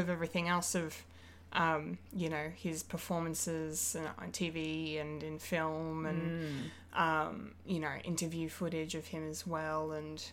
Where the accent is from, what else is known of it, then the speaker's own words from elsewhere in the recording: Bendigo, Victoria, Australia; moved away; my hometown